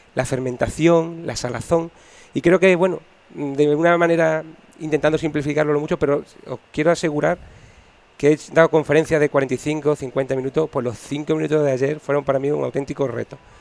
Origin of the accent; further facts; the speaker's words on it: Extremadura, Spain; creciendo como profesional aquí en mi tierra